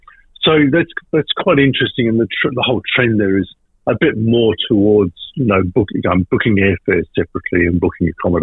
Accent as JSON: {"language": "English", "region": "Western Australia", "country": "Australia", "tie": "born or raised there", "said": "Travel writer, born and bred in West Australia."}